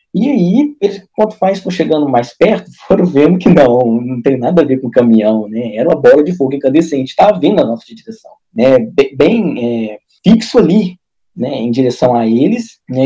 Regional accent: Minas Gerais, Brazil; Eu sou, eu sou de Minas aqui, Mineirinho, Varginha ali

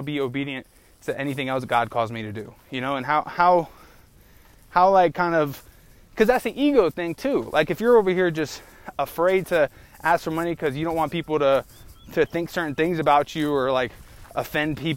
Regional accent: United States; as an American

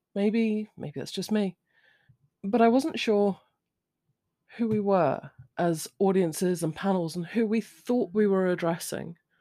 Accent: United Kingdom; I'm British. I'm of a certain age.

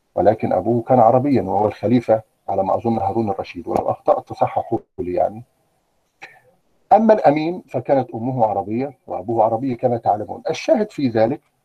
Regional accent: Egypt; عندنا في مصر

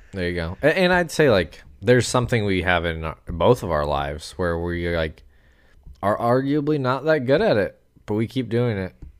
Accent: United States; I'm American

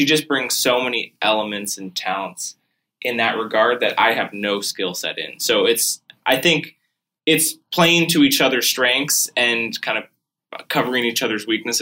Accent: Midwest, United States; moved away as an adult; now in Lowcountry, South Carolina, United States; growing up in the Midwest

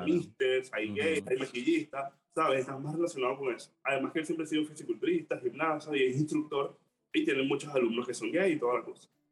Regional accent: Maracay, Aragua, Venezuela; moved away as an adult; now in Panama; Yo soy de Maracay, la mejor ciudad del mundo.

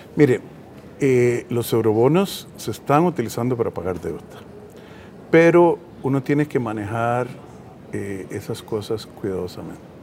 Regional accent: Costa Rica; como costarricenses

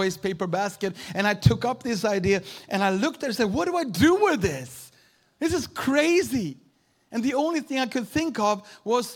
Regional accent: Sweden; also born or lived in Uppsala, Sweden / Houston, Texas; I'm a pastor from Sweden.

